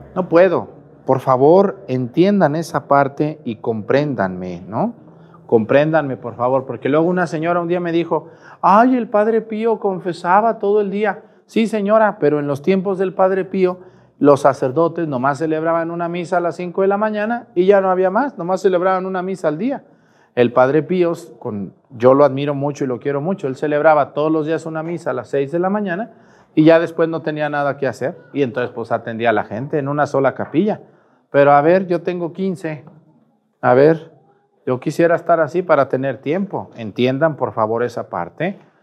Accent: Mezticacán, Jalisco, Mexico; moved away; Yo también a veces voy a mi pueblo, a Mestigacán

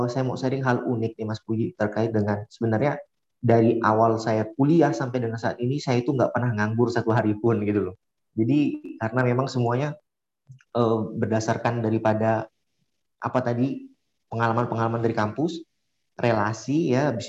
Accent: Sintang, West Kalimantan, Indonesia; now in Pontianak, Indonesia; saya asalnya dari Sintang, Kalimantan Barat.

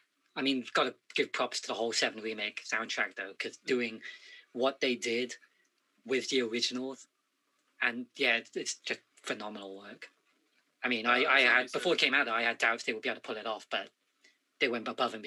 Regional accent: United Kingdom

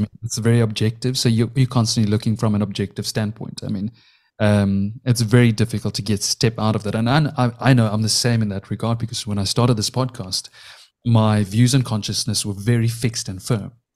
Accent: South Africa; I was born and raised in South Africa

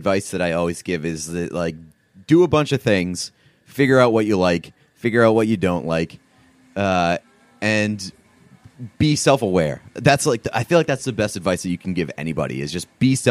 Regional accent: Boston, Massachusetts, United States; I'm from Boston and I see you two as accomplished individuals in your field at very young ages.

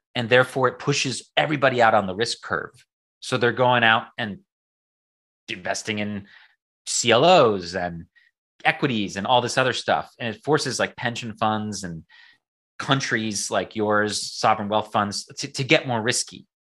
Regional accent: United States; I'm an American

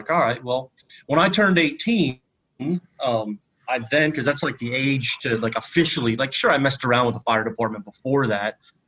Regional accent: Pennsylvania, United States; moved away as an adult; also born or lived in North Carolina / Texas; I grew up in the middle of nowhere, Pennsylvania, small town, graduated 72 people. That's in my entire graduating class.

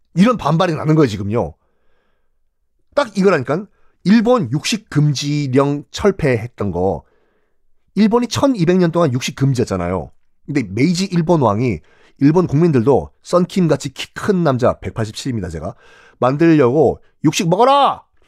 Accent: South Korea

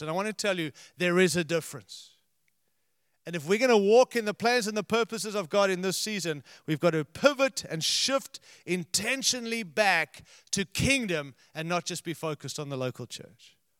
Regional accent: United States; we're from America

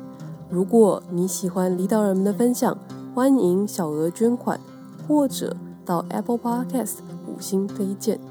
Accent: Taipei, Taiwan; 我台北人。

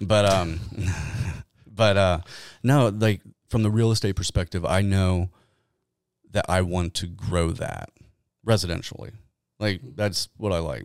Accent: Kenton, United States; moved away; Kenton's my hometown. That's where I was born and raised

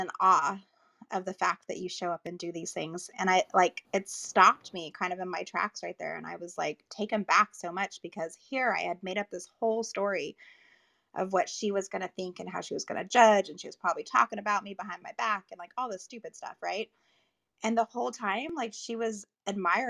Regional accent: Las Vegas, Nevada, United States; now in Southern California, United States; I live in Southern California now, but I'm from Vegas

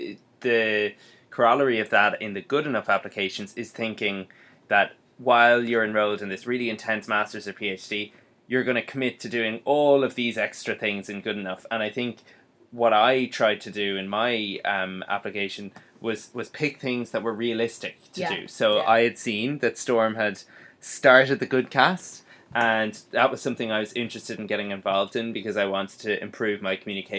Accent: Ireland; now in London, United Kingdom; being Irish

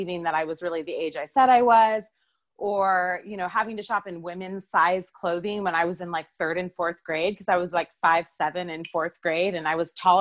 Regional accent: Oregon, United States; I grew up in Oregon.

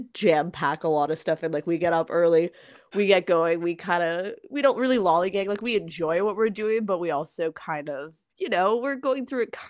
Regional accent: Ontario, Canada; we're both from Ontario

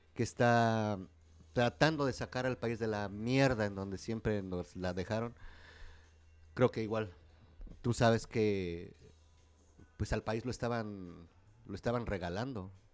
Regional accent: Mexico; nuestra manera de pensar como como mexicanos

